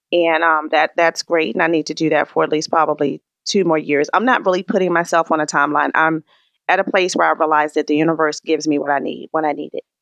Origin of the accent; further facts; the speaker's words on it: Raleigh, North Carolina, United States; moved away; also born or lived in Maryland; I was born in Raleigh, North Carolina.